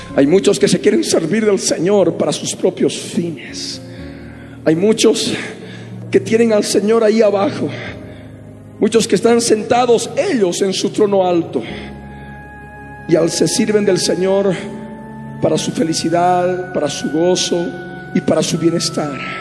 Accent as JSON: {"language": "Spanish", "country": "Bolivia", "tie": "born or raised there", "said": "Nosotros, por la misericordia de Dios, hemos nacido en esta amada nación, en Bolivia. Somos bolivianos"}